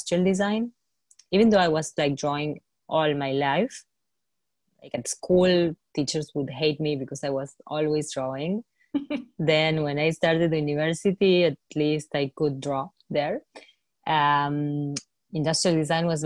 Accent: Argentina; growing up in Argentina, we faced so many crises

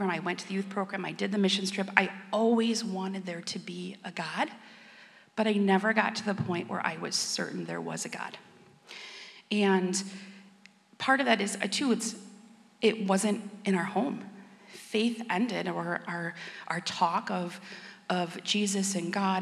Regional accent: Stevens Point, Wisconsin, United States; I was born and raised in Stevens Point

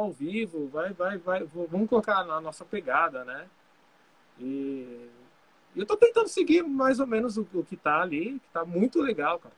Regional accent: Poá, São Paulo, Brazil; Eu sou de Poá, cidade de Poá, né?

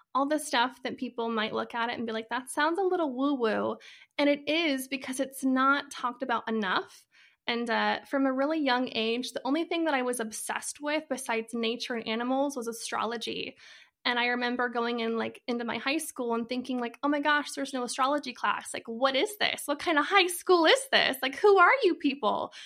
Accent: Idaho, United States; moved away as an adult; now in Arizona, United States; I am originally from Idaho, and, uh, I actually moved to Arizona about a year ago

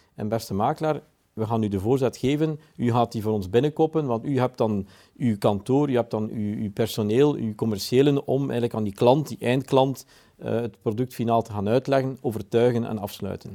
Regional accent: Belgium; We komen als Belgen

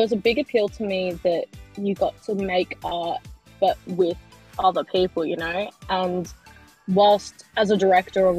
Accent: Perth, Western Australia, Australia; I am a filmmaker from Perth, Australia.

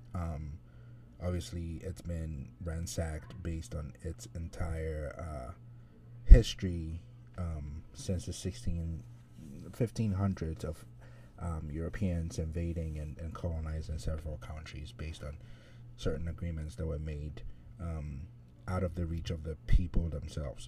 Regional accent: Ghana; I'm, I'm Ghanaian

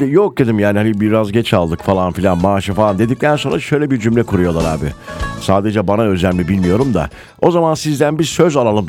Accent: Denizli, Turkey; moved away; Benim memleketimle

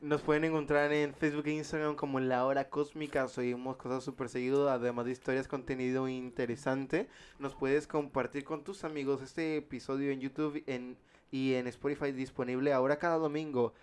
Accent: Mexico; nosotros como mexicanos

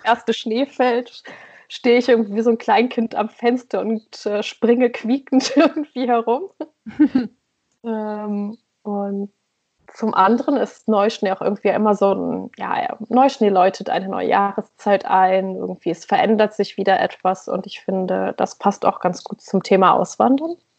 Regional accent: East Frisia, near Leer, Lower Saxony, Germany; moved away as an adult; also born or lived in Berlin; now in Oslo, Norway; ich bin in Ostfriesland aufgewachsen, in okay, der Nähe von ja. Leer

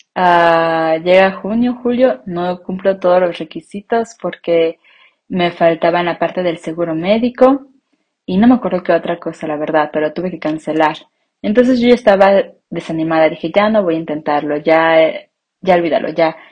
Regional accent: Mexico; first language Spanish; moved away as an adult; mi identidad como mexicana

